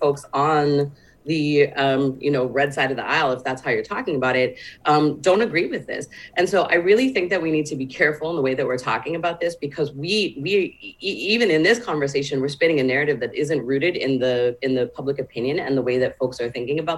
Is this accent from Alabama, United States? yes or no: no; Texas, United States; But I would say Texas is also my home state.